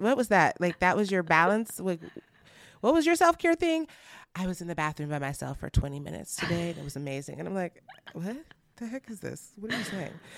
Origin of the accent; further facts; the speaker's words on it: Nigeria; I'm Nigerian and family is very important to us